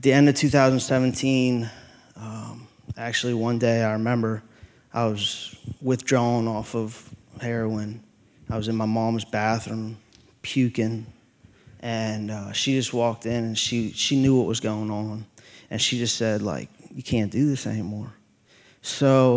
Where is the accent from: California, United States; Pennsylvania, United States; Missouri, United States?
Pennsylvania, United States; Chambersburg; I'm originally from Chambersburg, Pennsylvania